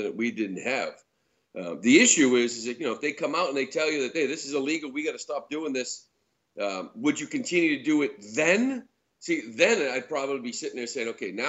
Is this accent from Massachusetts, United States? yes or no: yes; Boston, Massachusetts, United States; we're from Boston